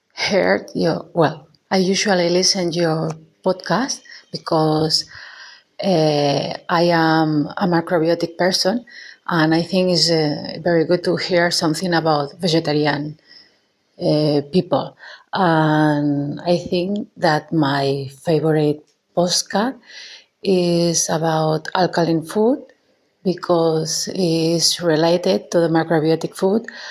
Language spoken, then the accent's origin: English; Spain; English is a second language; I'm from Spain